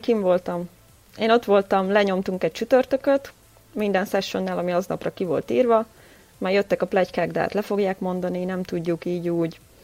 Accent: Győr, Győr-Moson-Sopron, Hungary; moved away as an adult; now in Vienna, Austria; győri születésű vagyok

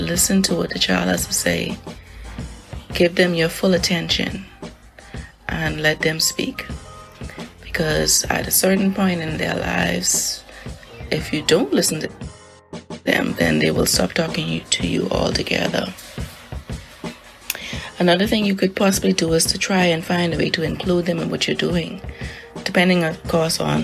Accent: Nassau, New Providence, Bahamas; I was born and raised in Nassau, Bahamas.

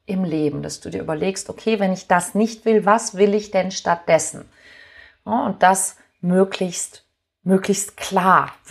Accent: Hamburg, Germany; ich nehme mal mein, meine Heimatstadt Hamburg

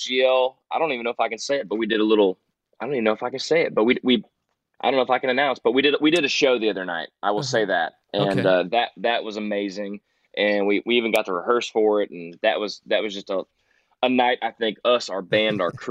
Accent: Ormond Beach, Florida, United States; I grew up on the Tomoka River in Ormond Beach, Volusia County

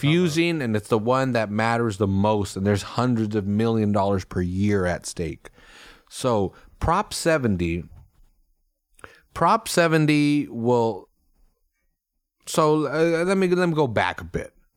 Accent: Salinas, California, United States; I grew up in Salinas where cops get in the way with committing crimes.

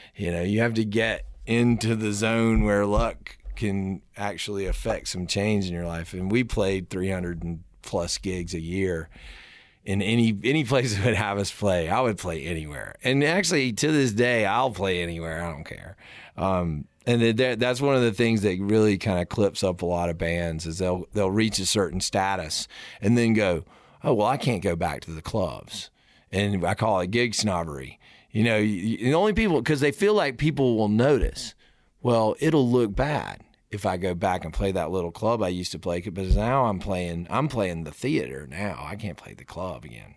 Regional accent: South Carolina, United States; I grew up in the South.

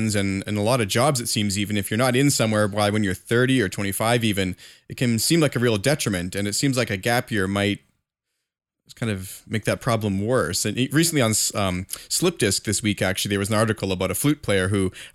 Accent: Canada; I'm a Canadian

